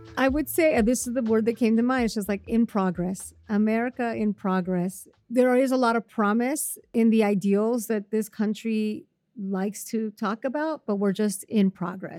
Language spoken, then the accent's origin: English; Puebla, Mexico; moved away; my hometown of Puebla, which is near Mexico City